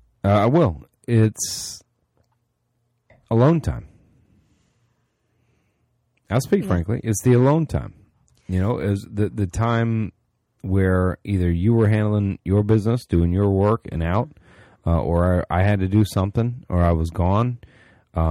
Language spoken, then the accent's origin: English; Florida, United States; I'm from Florida.